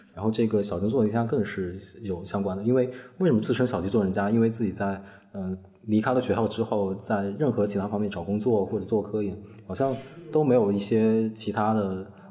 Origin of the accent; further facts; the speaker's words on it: Northern Jiangsu, China; 我在苏北长大嘛，苏北的学校初中、高中都有晚自习